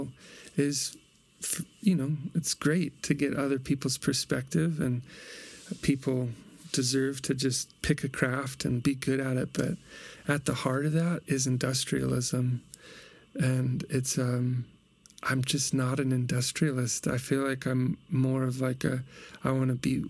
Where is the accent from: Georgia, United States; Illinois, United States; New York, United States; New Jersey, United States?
Illinois, United States; Peoria; moved away; my hometown, Peoria, Illinois